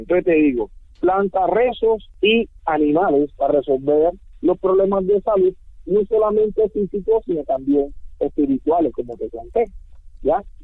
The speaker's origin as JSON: {"language": "Spanish", "town": "San Basilio de Palenque", "region": "Bolívar", "country": "Colombia", "tie": "born or raised there", "first_language": "Palenquero", "second_language": "Spanish", "said": "nací acá en Palenque, me crié en Palenque, vivo en Palenque"}